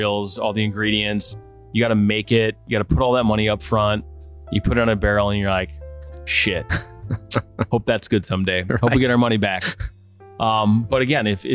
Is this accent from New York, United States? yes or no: no; Oshkosh, Wisconsin, United States; also born or lived in Twin Cities / Denver / Scottsdale / Chicago; now in Milwaukee, United States; growing up in Oshkosh, we would come down to Milwaukee